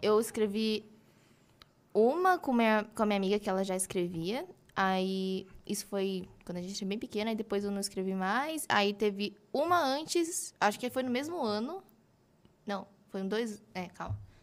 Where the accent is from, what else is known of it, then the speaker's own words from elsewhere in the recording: Mogi das Cruzes, São Paulo, Brazil; eu sou de Mogi das Cruzes, hum, tenho 20 anos